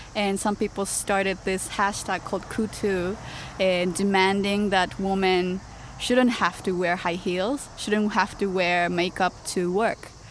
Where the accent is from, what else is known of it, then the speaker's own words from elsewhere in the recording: Osaka, Japan; English is a second language; moved away as an adult; also born or lived in Canada; now in Tokyo, Japan; I was born and raised in Osaka